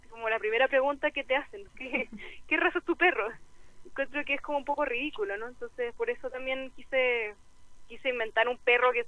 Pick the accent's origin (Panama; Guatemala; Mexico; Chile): Chile; porque tenemos muy buenos ilustradores aquí en Chile, muy buenos.